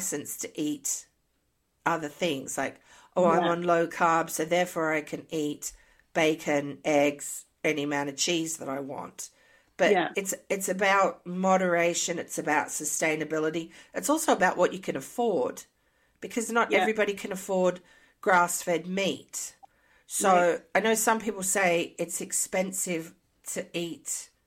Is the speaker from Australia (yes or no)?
yes; Australia; moved away as an adult; also born or lived in Canada; now in United States; I moved from Australia to Canada, my diet changed a lot